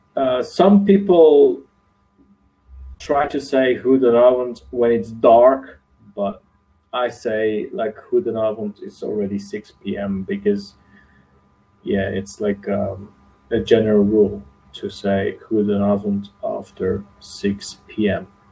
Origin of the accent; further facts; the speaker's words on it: Belgium; from Belgium